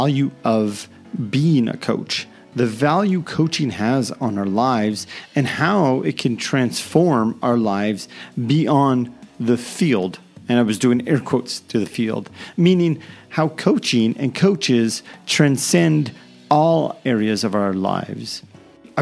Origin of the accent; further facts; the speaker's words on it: Canada; I'm Canadian